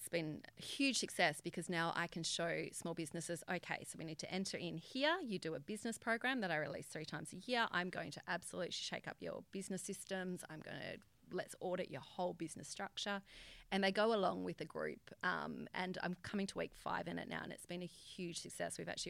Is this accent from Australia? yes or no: yes; Albany, Western Australia, Australia; now in Perth, Australia; Albany, down south.